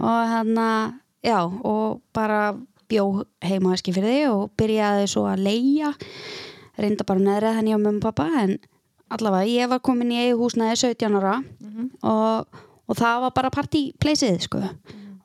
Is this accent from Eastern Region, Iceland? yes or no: yes; Eskifjörður, Eastern Region, Iceland; moved away as an adult; now in Akureyri, Iceland; ég ólst upp á Eskifyrði og flytt hérna til akureyra 2009